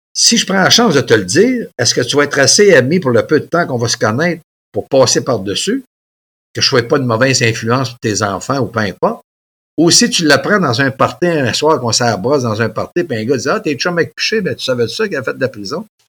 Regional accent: Mont-Joli, Quebec, Canada; Il y avait un gym chez nous, à Montjoly

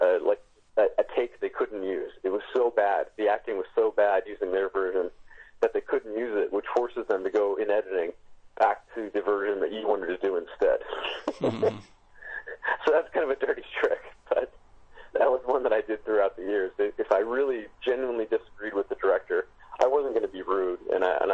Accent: Los Angeles, California, United States; I've been a Lakers fan growing up in Los Angeles

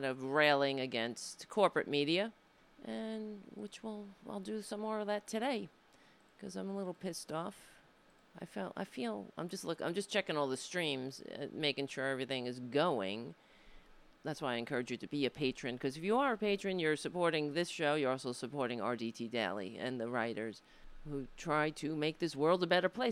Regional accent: United States; I was born here in the United States, not in Ireland

